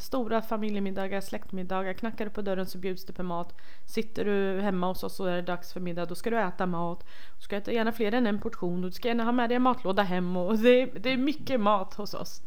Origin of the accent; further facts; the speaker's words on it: Rojhalat, Iranian Kurdistan, Iran; moved away; där jag kommer ifrån som är Rojhalat